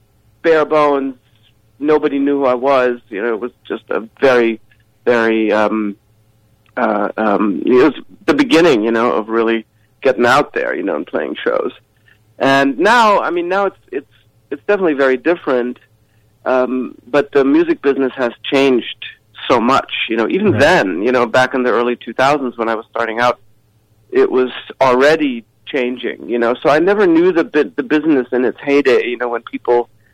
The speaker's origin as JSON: {"language": "English", "town": "Johannesburg", "region": "Gauteng", "country": "South Africa", "tie": "born or raised there", "also_born_or_lived": "Nairobi, Kenya / Germany", "said": "I grew up in Kenya first, in Nairobi, Kenya, and then in Johannesburg, South Africa."}